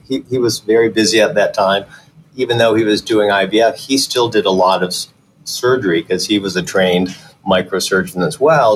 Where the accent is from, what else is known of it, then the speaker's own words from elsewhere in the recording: Detroit, Michigan, United States; moved away as an adult; also born or lived in Chicago / Philadelphia / Los Angeles; my dad was a barber. My mother actually drove a school bus. And so we grew up in suburban Detroit